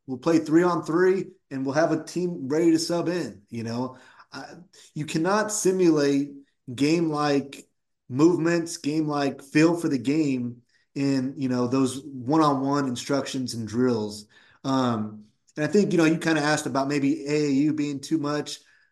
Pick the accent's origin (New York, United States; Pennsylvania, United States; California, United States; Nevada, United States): California, United States; Woodland; born or raised there